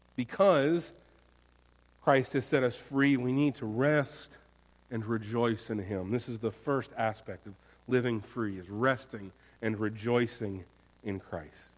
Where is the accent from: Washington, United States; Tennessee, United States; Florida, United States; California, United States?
Florida, United States; now in North Carolina, United States; I'm from Florida. Mine is the Sunshine State